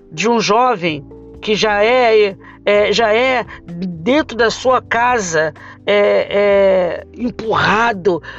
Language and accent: Portuguese; Rio de Janeiro, Brazil; Falo isso porque sou do Rio de Janeiro.